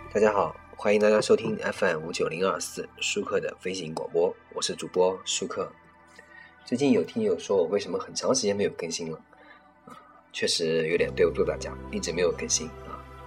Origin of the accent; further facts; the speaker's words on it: a small city on the Yangtze River, Yangtze River area, China; 我出生在一个长江边的一个算是四线城市啊，三四线城市应该说，历史其实很悠久，过去呢，其实也是个非常响当当的商铺